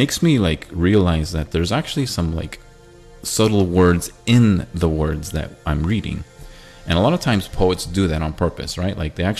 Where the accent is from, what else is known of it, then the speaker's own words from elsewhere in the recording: Middle East, Israel; moved away; also born or lived in Syria / Cyprus / Thailand; Because I grew up overseas most of my young life. I grew up in Israel, I grew up in Syria, I grew up in Cyprus, and I was born in Thailand, but I grew up in the Middle East most of my young life.